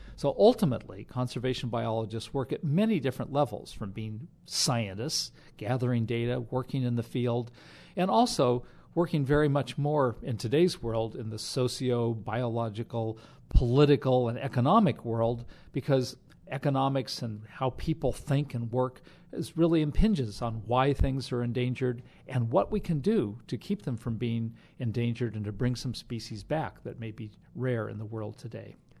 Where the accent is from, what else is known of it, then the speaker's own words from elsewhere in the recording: Sierra Nevada mountains of California, United States; I grew up hiking in the Sierra Nevada mountains of California